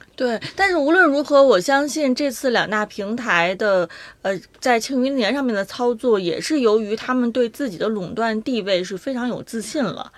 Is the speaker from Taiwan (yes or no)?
no; China; 我们中国人